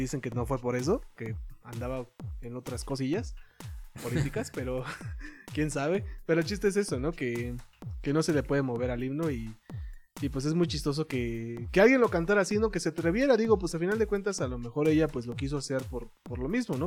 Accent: Mexico; como mexicano

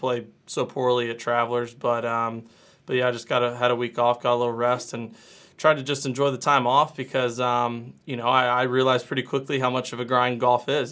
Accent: Louisville, Kentucky, United States; growing up in Louisville

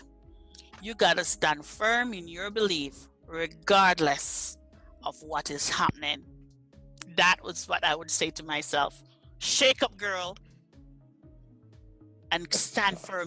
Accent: Jamaica; moved away as an adult; now in Nebraska, United States; I was uprooted from Jamaica and planted in Nebraska

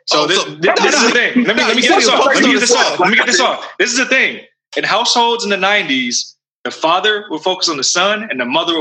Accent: California, United States; being native Californian

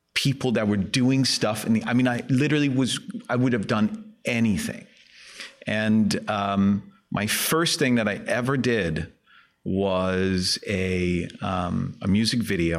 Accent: Helsingør, Capital Region of Denmark, Denmark; English is a second language; moved away; I grew up in Elsinore, um, which is a, uh, small town north of Copenhagen, uh, in Denmark

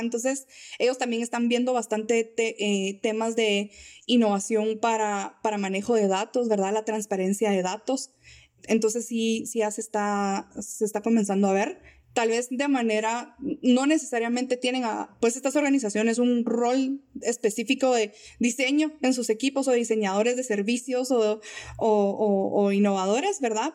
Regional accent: Guatemala; nuestra naturaleza como guatemaltecos

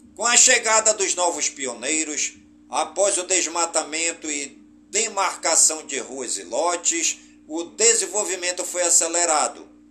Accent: Careiro da Várzea, Amazonas, Brazil; Careiro da Vaz, minha cidade natal

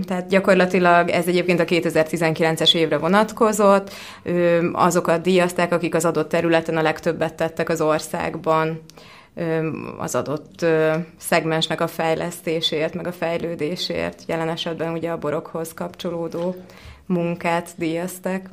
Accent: Hungary; also born or lived in California, United States; Kaliforniában születtem, az első pár évet ott töltöttem, de alapvetően, ö, európaiként szocializálódtam hat éves korom óta élek Magyarországon.

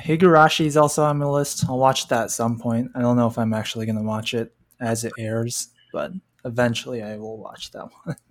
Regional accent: California, United States; My home state of California

